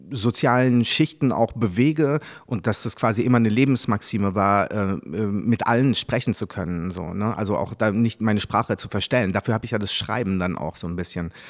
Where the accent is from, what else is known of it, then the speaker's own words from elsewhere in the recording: Paris, Île-de-France, France; born there; mein Vater war Japaner, aber ich bin ja in Paris geboren, deswegen eigentlich drei Kulturen